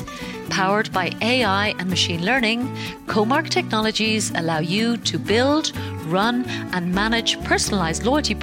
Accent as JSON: {"language": "English", "country": "Ireland", "moved": "yes", "said": "going back to my home country of Ireland"}